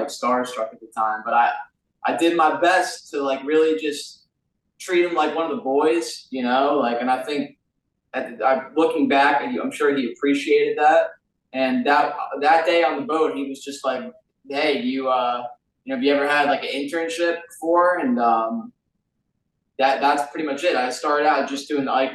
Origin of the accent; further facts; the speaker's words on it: New Jersey, United States; moved away as an adult; now in Florida, United States; growing up in New Jersey, being a bass fisherman